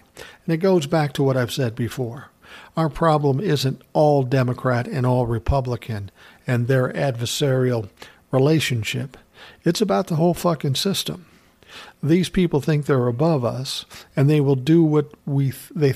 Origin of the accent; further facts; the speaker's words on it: Minnesota, United States; he's from my home state. Fuck, his company's probably 10 miles from where I'm living.